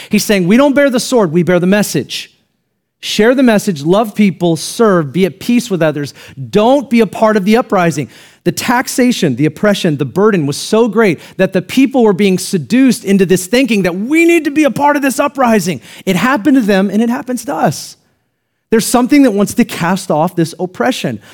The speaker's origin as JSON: {"language": "English", "country": "United States", "tie": "born or raised there", "said": "I'm glad that I'm an American"}